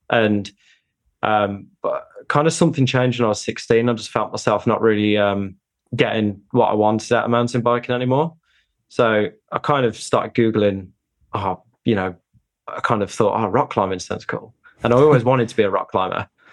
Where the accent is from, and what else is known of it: United Kingdom; born or raised there